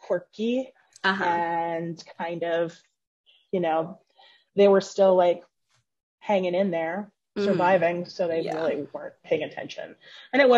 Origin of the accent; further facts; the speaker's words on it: Phoenix, Arizona, United States; also born or lived in Omaha, Nebraska; I grew up here in Phoenix